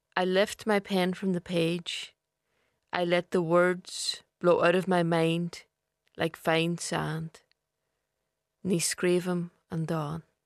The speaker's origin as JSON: {"language": "English", "area": "East Donegal", "region": "Ulster", "country": "Ireland", "said": "I'm from Donegal. The Lagan region of East Donegal, to be exact about it"}